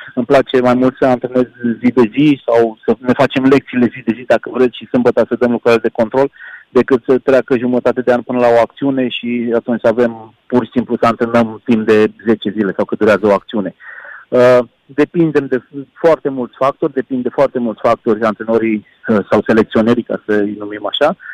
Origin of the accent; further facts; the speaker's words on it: Timișoara, Timiș County, Romania; aici vorbesc ca și Timișorean, cum spun noi